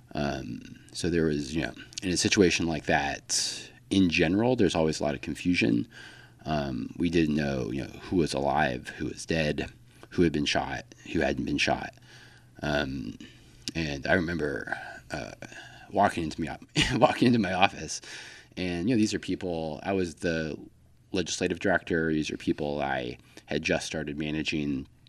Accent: El Paso, Texas, United States; moved away as an adult; also born or lived in Washington, D.C.; I'm originally from El Paso, Texas

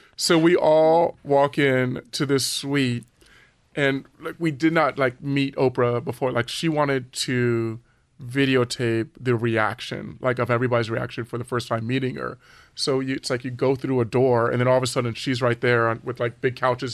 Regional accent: Los Angeles, California, United States; I grew up in Southern California in the San Fernando Valley.

